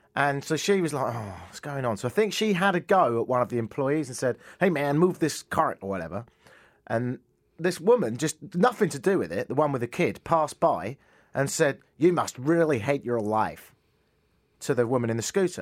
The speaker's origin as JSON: {"language": "English", "region": "England", "country": "United Kingdom", "tie": "born or raised there", "moved": "yes", "lives_now": "Canada", "said": "growing up in England"}